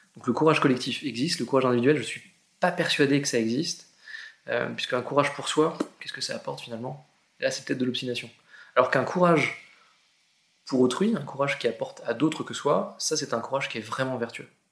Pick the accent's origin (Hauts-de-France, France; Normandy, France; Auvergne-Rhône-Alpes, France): Normandy, France; Argentan; je suis normand, je viens d'Argentan, une petite ville euh, en Normandie, 15 000 habitants